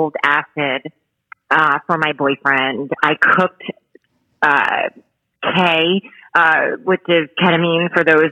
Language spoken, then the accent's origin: English; Bayonne, New Jersey, United States; moved away as an adult; now in Florida, United States; So I'm from Bayonne, which is in New Jersey